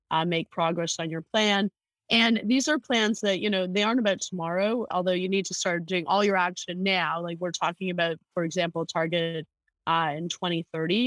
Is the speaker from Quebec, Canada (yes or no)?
no; Hamilton, Ontario, Canada; I'm originally from Hamilton, from the Hammer